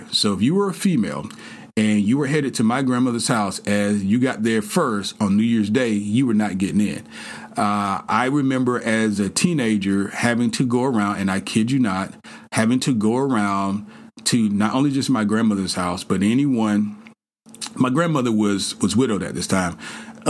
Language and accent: English; the South, United States; I grew up in the South.